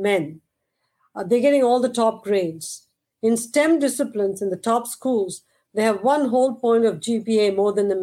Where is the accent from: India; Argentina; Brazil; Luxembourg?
India; moved away as an adult; now in United States; growing up in India